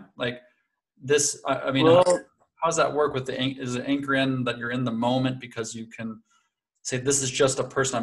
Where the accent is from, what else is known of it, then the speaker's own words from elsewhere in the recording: Connecticut, United States; moved away as an adult; now in Leipzig, Germany; I'm American. I'm actually from Connecticut.